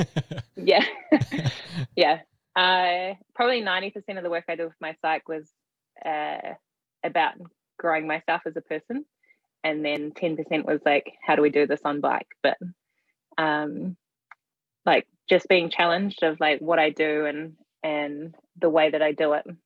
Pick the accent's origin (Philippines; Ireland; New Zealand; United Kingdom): New Zealand; I'm from New Zealand